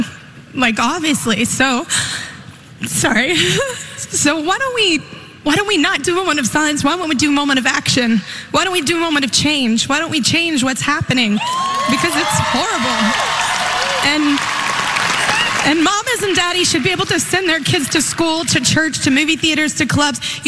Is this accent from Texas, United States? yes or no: yes; Texas, United States; I'm a Texas girl, and my home state has had so much heartbreak over this past year